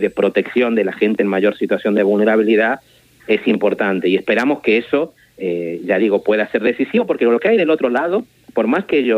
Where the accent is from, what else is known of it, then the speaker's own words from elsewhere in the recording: Tucumán, Argentina; moved away as an adult; now in Barcelona, Spain; yo en realidad eh, soy tucumano de origen, soy hijo de un, de un abogado tucumano asesinado durante la dictadura. Vine a hacer mi doctorado en España a finales de los años 90. Llegué a Barcelona a comienzos del 2000